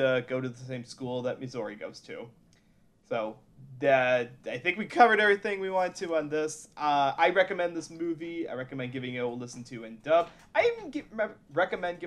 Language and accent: English; Midwest, United States; I'm from the Midwest